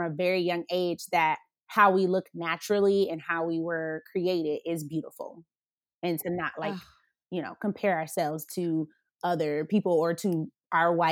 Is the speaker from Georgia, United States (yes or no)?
yes; Atlanta, Georgia, United States; also born or lived in Colorado; growing up in Atlanta